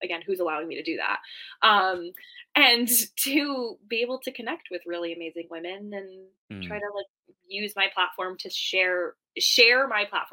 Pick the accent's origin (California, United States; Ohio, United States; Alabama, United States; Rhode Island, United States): Rhode Island, United States; now in New Hampshire, United States; I grew up in Rhode Island, where we're like the ocean state because we have oceans. So when I moved here